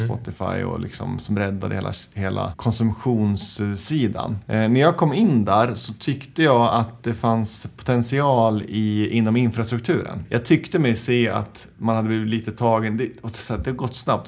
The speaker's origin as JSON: {"language": "Swedish", "town": "Njutånger", "region": "Gävleborg County", "country": "Sweden", "tie": "born or raised there", "said": "jag växte upp i Njutånger som ligger söder om Hudiksvall, Hälsingland, tre timmar från Stockholm"}